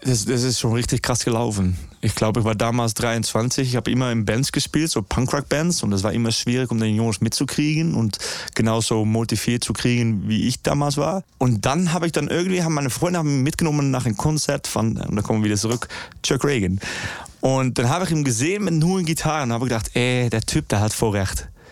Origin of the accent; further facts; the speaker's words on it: Netherlands; German is a second language; ich komme aus Holland, wir, wir wohnen unter Meereslevel